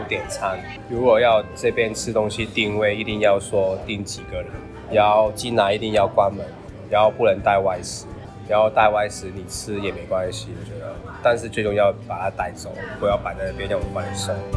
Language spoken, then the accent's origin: Chinese; Hong Kong; now in Taiwan; 因为我是香港人